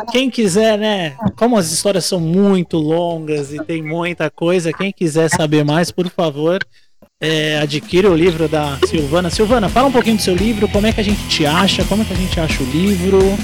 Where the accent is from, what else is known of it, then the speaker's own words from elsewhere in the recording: Brazil; sou do Brasil